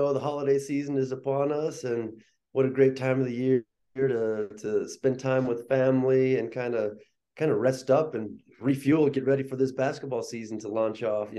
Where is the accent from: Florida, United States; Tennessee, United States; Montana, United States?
Montana, United States; Chester; also born or lived in Detroit, Michigan; I grew up in Chester, Montana, was born in Detroit, come from kind of a mixed background